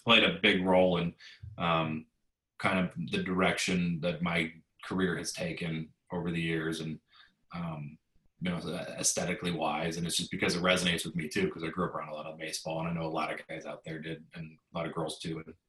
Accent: West Coast, United States; I grew up on the West Coast

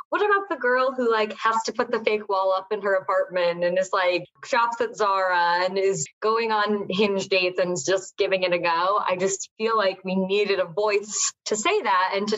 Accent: Westchester, New York, United States; now in New York City, United States; I grew up in Westchester.

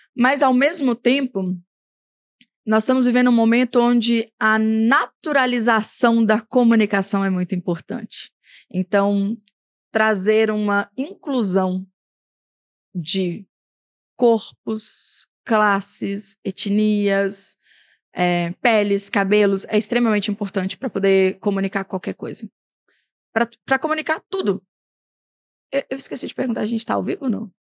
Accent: Brazil; moved away; Tinga, de onde eu vim

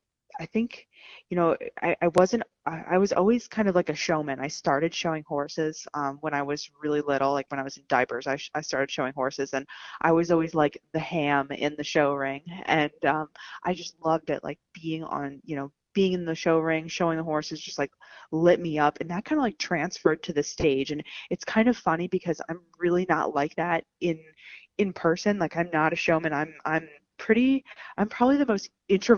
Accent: Allentown, Pennsylvania, United States; I'm from Allentown, Pennsylvania. I'm born and raised, and I'm still here

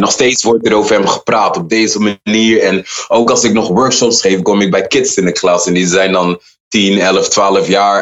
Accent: Utrecht, Netherlands; ik kom uit Utrecht en ik ben altijd trots op Utrecht

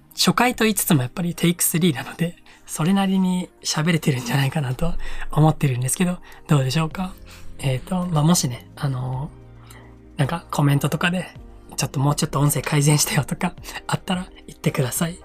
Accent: Iwate, Japan; moved away as an adult; also born or lived in Gunma; 地元の岩手に帰ってきてまして

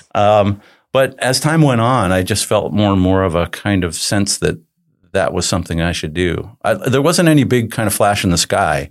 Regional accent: New Jersey, United States; I grew up in New Jersey, so I'm a Jersey guy

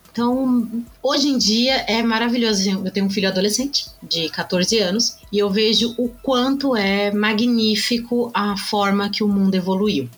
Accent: São Paulo, Brazil; eu sou aqui de São Paulo, capital, nasci aqui, vivo a minha vida inteira aqui

